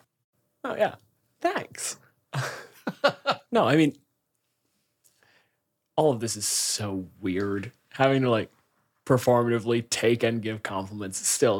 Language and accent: English; Canada